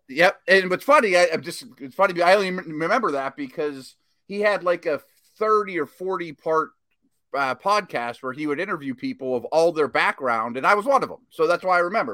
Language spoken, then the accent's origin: English; Pittsburgh, Pennsylvania, United States; my hometown, the Steelers